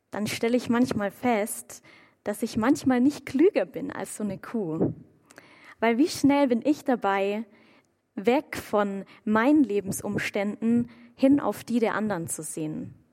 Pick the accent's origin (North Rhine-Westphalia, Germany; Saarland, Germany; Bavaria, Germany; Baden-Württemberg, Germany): Baden-Württemberg, Germany; Waldbronn; komme ich ursprünglich aus Waldbronn, auch ein bisschen kleinerer Ort. Und meine Eltern, die wohnen dort direkt am Feldrand. Und als ich noch zu Hause gewohnt habe, da hatte ich aus meinem Zimmerfenster einen Blick direkt auf Kuhweiden.